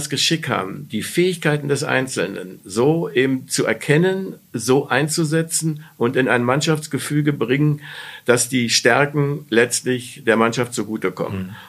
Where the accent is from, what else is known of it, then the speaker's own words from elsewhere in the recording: Berlin, Germany; Ich komme ja aus Berlin und habe auch da ein Praktikum äh, äh, beim, äh, beim Tagesspiegel gemacht